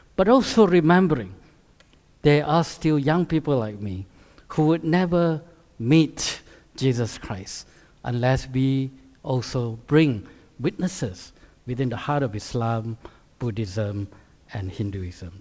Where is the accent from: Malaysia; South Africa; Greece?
Malaysia; moved away as an adult; also born or lived in Canada / United States / Singapore; now in United Kingdom; I grew up in Malaysia, which is a Muslim country, uh, as a high school, A levels